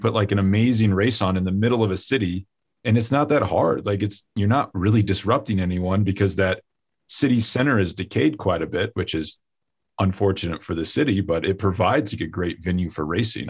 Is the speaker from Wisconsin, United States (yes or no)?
no; Kansas, United States; moved away; also born or lived in Colorado; I grew up in Kansas